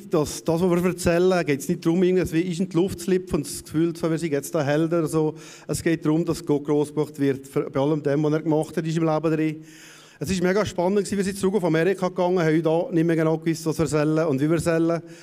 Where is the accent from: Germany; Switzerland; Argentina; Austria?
Switzerland; Raron, Valais; vom Wallis, wir sind von Raro